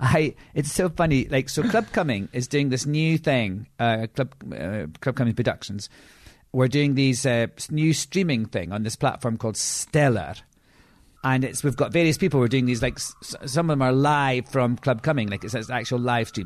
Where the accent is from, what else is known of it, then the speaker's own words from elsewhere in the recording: Edinburgh, Scotland, United Kingdom; I'm from Edinburgh.